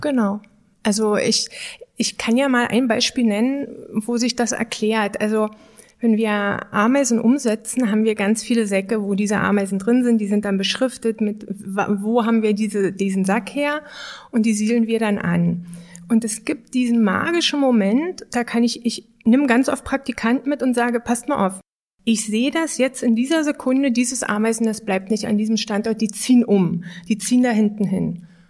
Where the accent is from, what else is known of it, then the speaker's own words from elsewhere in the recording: Germany; ich bin ja in der Lausitz geboren